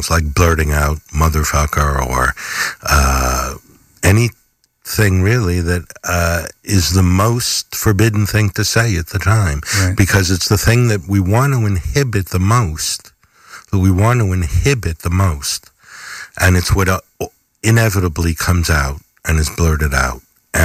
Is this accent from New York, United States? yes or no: yes; Westchester County, New York, United States; now in Rhinecliff, United States; I grew up in Westchester County, mostly